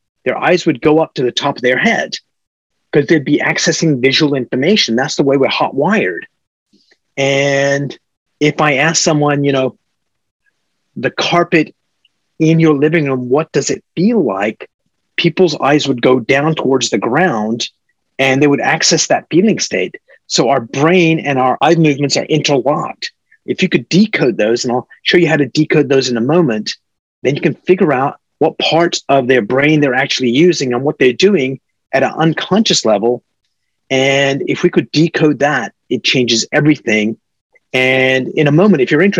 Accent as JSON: {"language": "English", "country": "Canada", "also_born_or_lived": "Silicon Valley", "moved": "as an adult", "lives_now": "United States", "said": "I'm a Canadian."}